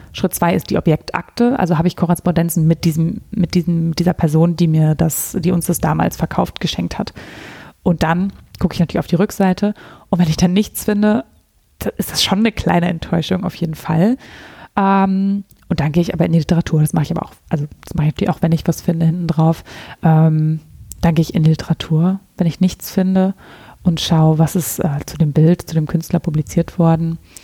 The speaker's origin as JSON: {"language": "German", "area": "near Münster", "region": "North Rhine-Westphalia", "country": "Germany", "tie": "born or raised there", "said": "aber ich bin hier in der, ganz in der Nähe von Münster aufgewachsen. Da komme ich her"}